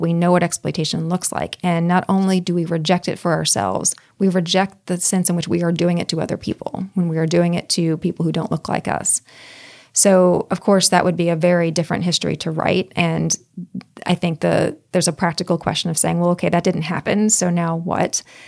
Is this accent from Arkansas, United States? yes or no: yes; Pine Bluff, Arkansas, United States; Pine Bluff, Arkansas, where I grew up